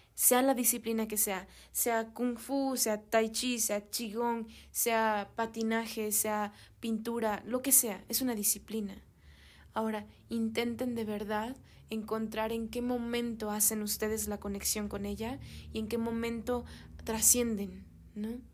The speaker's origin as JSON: {"language": "Spanish", "country": "Mexico", "also_born_or_lived": "Europe", "said": "yo soy mexicana"}